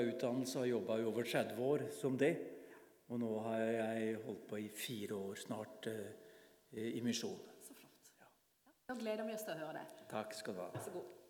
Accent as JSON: {"language": "Norwegian", "town": "Bamble", "region": "Telemark", "country": "Norway", "tie": "born or raised there", "moved": "as an adult", "lives_now": "Farsund, Norway", "said": "Jeg er fra Bamble i Telemark. Det er der jeg vokste opp."}